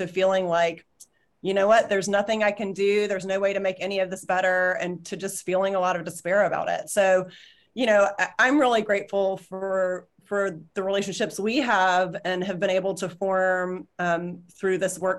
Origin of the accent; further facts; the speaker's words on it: Alabama, United States; now in Connecticut, United States; so I grew up in Alabama and we were down visiting this summer, and the decision actually went public the day we were getting on the plane to fly back to Connecticut.